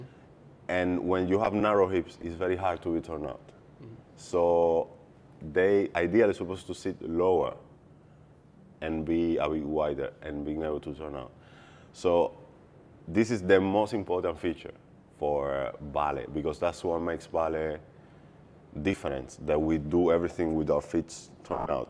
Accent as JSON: {"language": "English", "country": "Cuba", "tie": "born or raised there", "moved": "yes", "lives_now": "Australia", "said": "Growing up in Cuba"}